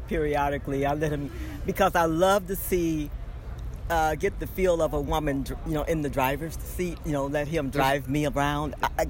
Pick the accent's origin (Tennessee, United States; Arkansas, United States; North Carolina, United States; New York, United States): Arkansas, United States; now in Michigan, United States; when during the migration in the 50s, we came from Arkansas. My dad used to go to Michigan when they only hired you for like maybe 3 or 4 months at a time.